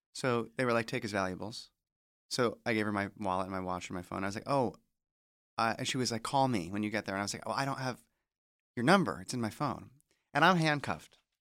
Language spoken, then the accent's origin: English; New Jersey, United States; moved away; I'm from New Jersey originally